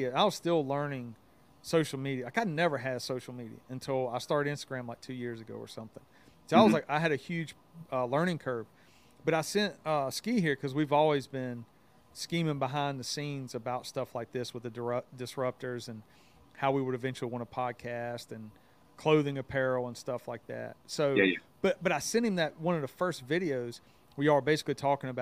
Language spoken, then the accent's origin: English; the South, United States; I grew up in the South. I don't know if everybody knew that, but just hearing my accent, like I grew up in the South